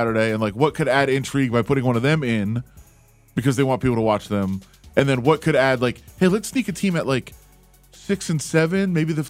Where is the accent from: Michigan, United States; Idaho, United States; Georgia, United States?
Michigan, United States; Ann Arbor; I am from Ann Arbor.